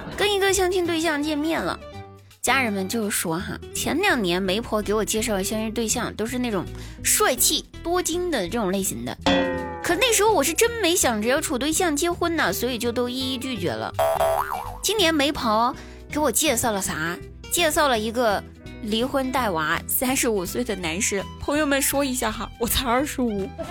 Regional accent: Guizhou, China; moved away; 我们老家哈，我们贵州的，我们贵州老家那边

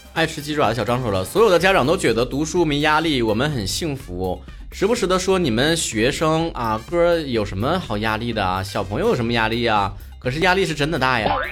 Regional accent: Northeast China, China; moved away as an adult; also born or lived in Beijing; 我们东北的父老乡亲、老少爷们儿

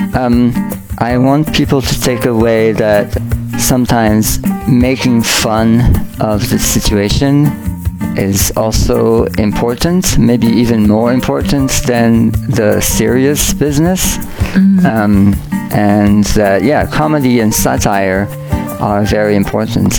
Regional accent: France; moved away; I grew up in France

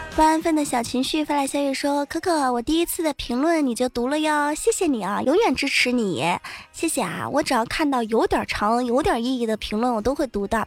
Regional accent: Wenzhou, Zhejiang, China; 作为一个温州人

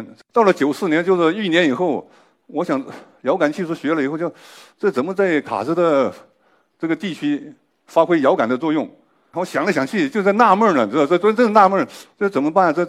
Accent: Guizhou, China; 我作为一个贵州人，我也是研究这个的，

